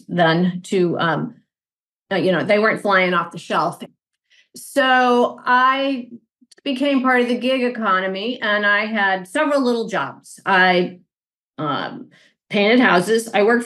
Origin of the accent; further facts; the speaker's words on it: St. Louis, Missouri, United States; I am from St. Louis, Missouri